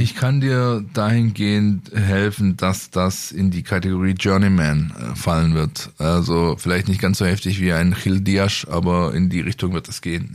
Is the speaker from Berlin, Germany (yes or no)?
no; Stuttgart, Baden-Württemberg, Germany; für mich als Stuttgarter